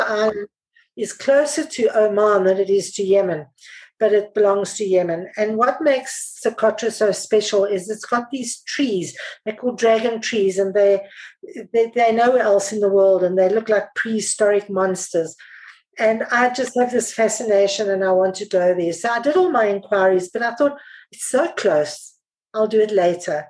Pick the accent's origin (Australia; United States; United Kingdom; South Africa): South Africa; I'm South African